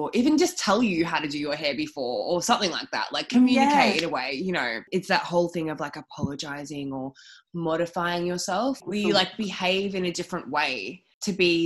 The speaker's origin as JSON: {"language": "English", "town": "Melbourne", "region": "Victoria", "country": "Australia", "tie": "born or raised there", "said": "I grew up like in Albert Park. I'm from here"}